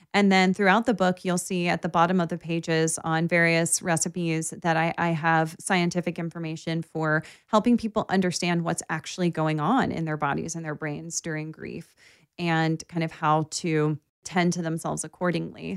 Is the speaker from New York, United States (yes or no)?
no; Baltimore, Maryland, United States; I grew up in Baltimore